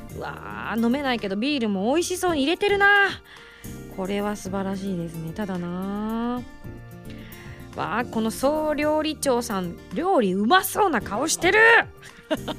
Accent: Yamaguchi, Japan; moved away; 私本当に山口県出身でありながら

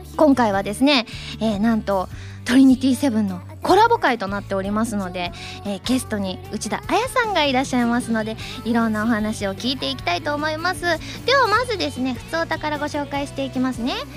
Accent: Osaka, Japan; moved away; 地元大阪

